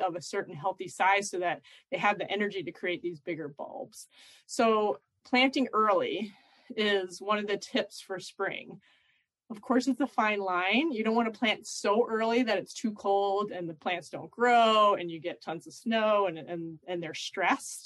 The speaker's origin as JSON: {"language": "English", "town": "Philadelphia", "region": "Pennsylvania", "country": "United States", "tie": "born or raised there", "said": "I grew up in Philadelphia in the middle of a big city where we didn't even have a yard"}